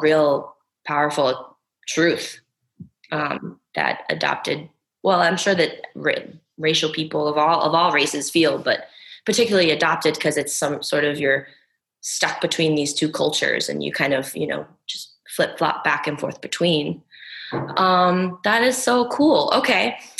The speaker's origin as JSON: {"language": "English", "country": "United States", "said": "I'm completely American"}